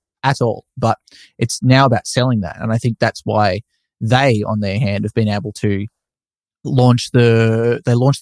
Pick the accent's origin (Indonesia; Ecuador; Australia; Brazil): Australia; being an Australian